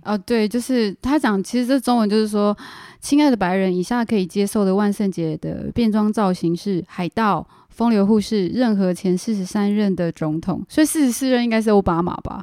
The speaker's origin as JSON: {"language": "Chinese", "country": "Taiwan", "also_born_or_lived": "Canada", "said": "我是嗯。真，真正的台湾人"}